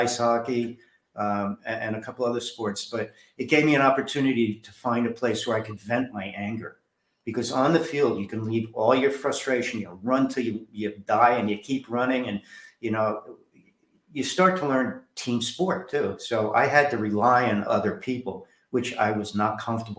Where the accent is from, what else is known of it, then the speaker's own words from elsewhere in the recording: New Jersey, United States; moved away; I said, Jersey